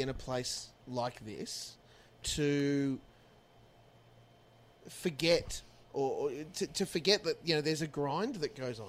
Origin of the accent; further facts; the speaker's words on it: Australia; moved away as an adult; now in Los Angeles, United States; I'm an Australian